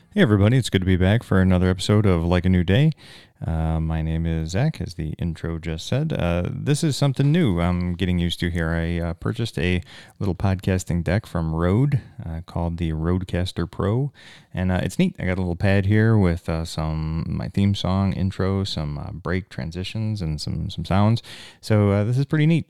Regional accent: United States; I'm an American at this Canadian hospital

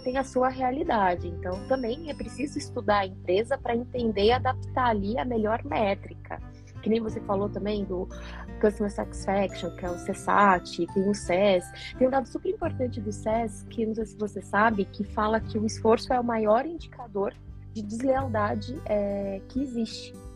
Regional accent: São Paulo, Brazil; moved away; also born or lived in Curitiba; nasci em São Paulo, mas me considero aí uma curitibana de coração, né? Morando lá e cá.

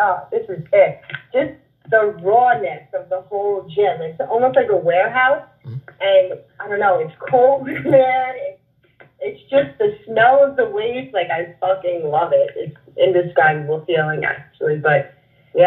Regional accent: Long Island, New York, United States; accent: Long Island; my Long Island accent

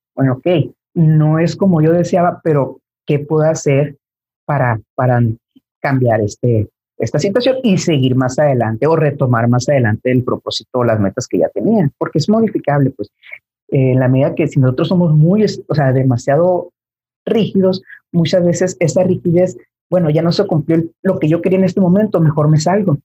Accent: Mexico; al menos como mexicanos

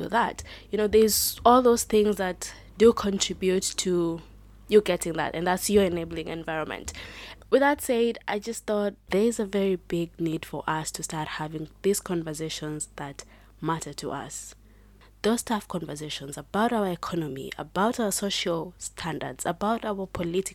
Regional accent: Kenya; I am proudly Kenyan

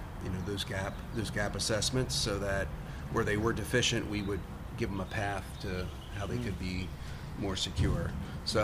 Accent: Lancaster, Pennsylvania, United States; also born or lived in Arlington, Virginia; I'm originally from Lancaster

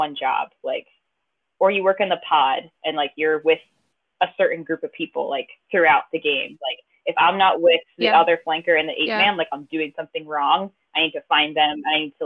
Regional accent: Pennsylvania, United States; moved away as an adult; now in Baltimore, United States; I'm from Pennsylvania, but only about the town I grew up is like half a mile from the Maryland border

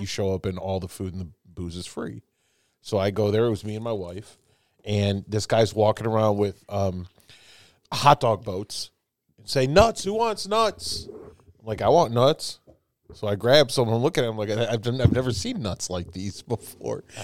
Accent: Chicago, Illinois, United States; also born or lived in New York; now in Indiana, United States; I've lived in several, but I'm from Chicago

